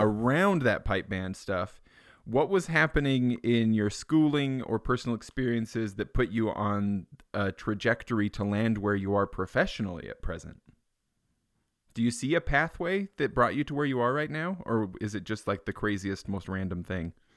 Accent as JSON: {"language": "English", "town": "Payson", "region": "Utah", "country": "United States", "tie": "born or raised there", "said": "I grew up in Payson."}